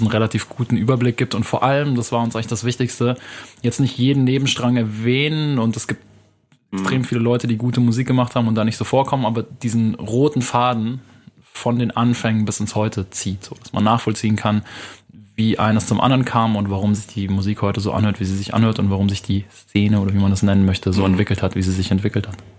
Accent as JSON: {"language": "German", "town": "Munich", "region": "Bavaria", "country": "Germany", "tie": "born or raised there", "said": "ich bin in München aufgewachsen, in Wilbertshofen, das ist so eine Arbeitersiedlung im Norden von München."}